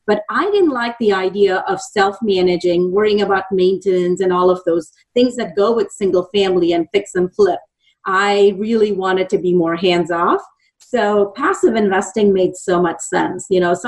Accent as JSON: {"language": "English", "country": "India", "moved": "as an adult", "lives_now": "Dallas, United States"}